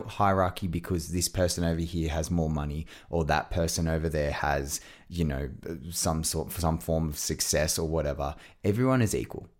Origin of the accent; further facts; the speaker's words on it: Australia; I'm an Aussie